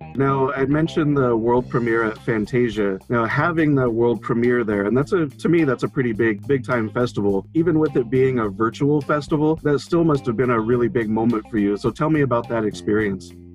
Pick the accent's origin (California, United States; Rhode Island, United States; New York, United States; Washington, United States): Washington, United States; I'm from Washington